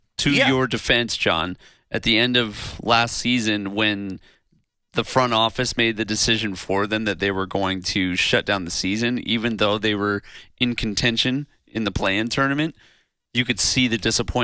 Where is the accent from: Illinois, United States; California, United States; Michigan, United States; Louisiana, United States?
Illinois, United States; Chicago; moved away; Growing up in Chicago.